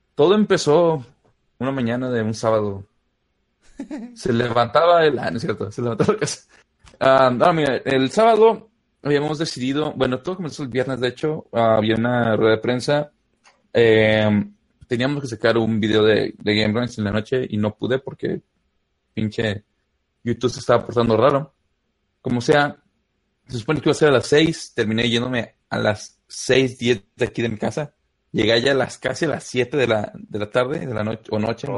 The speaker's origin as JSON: {"language": "Spanish", "region": "Guanajuato", "country": "Mexico", "said": "yo soy de un pueblo por ahí perdido en Guanajuato"}